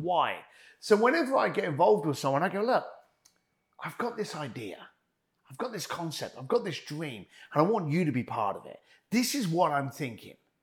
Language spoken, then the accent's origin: English; London, United Kingdom; moved away; I came from East London. I was a bricklayer. I was kicked out of school at the age of fifteen